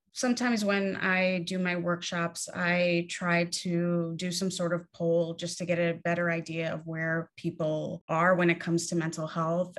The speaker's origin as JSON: {"language": "English", "town": "New York City", "region": "New York", "country": "United States", "tie": "born or raised there", "said": "I grew up in New York City"}